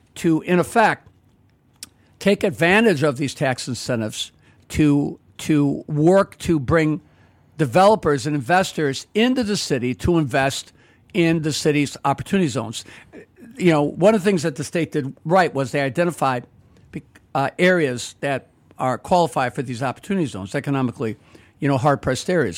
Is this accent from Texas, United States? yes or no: no; Chicago, Illinois, United States; I grew up in the Roslyn Pullman area, went to three public schools there